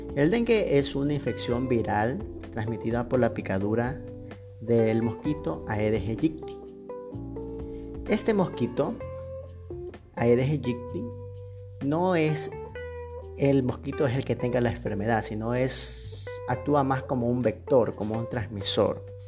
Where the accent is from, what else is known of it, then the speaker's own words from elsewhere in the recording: Ecuador; soy médico general de Ecuador